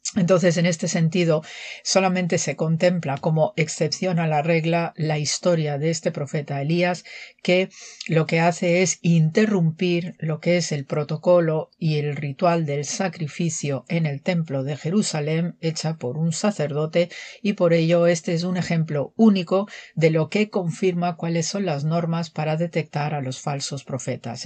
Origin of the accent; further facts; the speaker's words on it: Manzanares, Castilla-La Mancha, Spain; soy de Manzanares, Ciudad Real